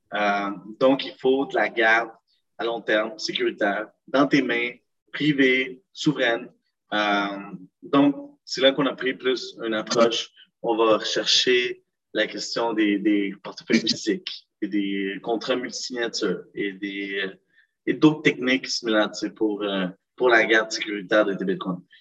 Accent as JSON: {"language": "French", "town": "Montreal", "region": "Quebec", "country": "Canada", "tie": "born or raised there", "also_born_or_lived": "Lima, Peru / Laval", "said": "je suis né au Pérou, dans la capitale Lima, il y a environ 25 ans. Puis euh, j'ai vécu là jusqu'en 2005, parce que au moment que j'ai immigré au Canada"}